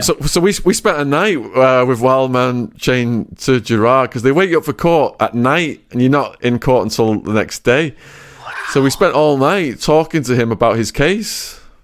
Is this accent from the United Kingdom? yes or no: yes; England, United Kingdom; accent: English; moved away; my English accent